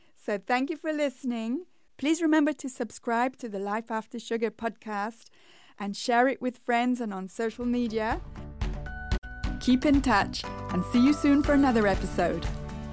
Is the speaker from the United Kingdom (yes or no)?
yes; England, United Kingdom; moved away; when I was growing up in England, that was like the staple at our house